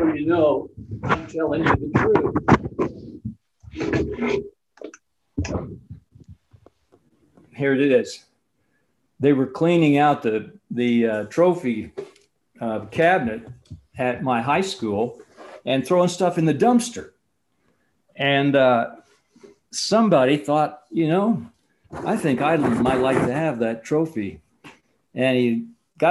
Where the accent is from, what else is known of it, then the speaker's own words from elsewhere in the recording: Champaign, Illinois, United States; I grew up in the Champaign-Urbana, Illinois area